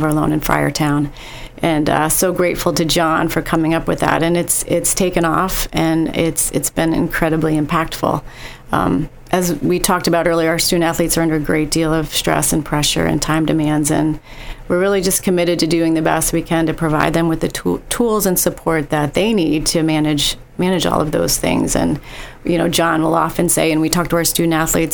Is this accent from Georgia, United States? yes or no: no; northeastern Pennsylvania, United States; born or raised there